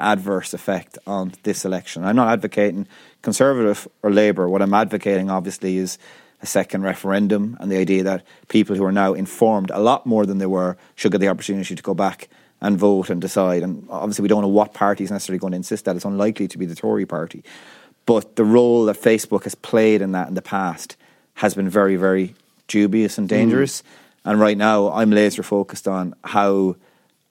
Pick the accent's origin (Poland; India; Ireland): Ireland; we grew up as Irish people probably living in the shadow of the UK